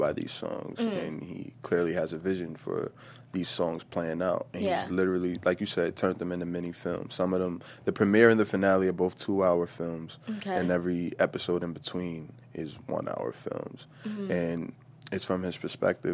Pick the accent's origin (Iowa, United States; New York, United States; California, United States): New York, United States; New York City; I'm from Brooklyn